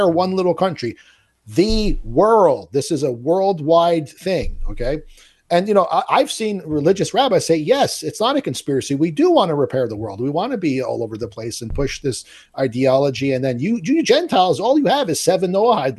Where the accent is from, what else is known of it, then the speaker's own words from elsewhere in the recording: Italy; I was born in Italy.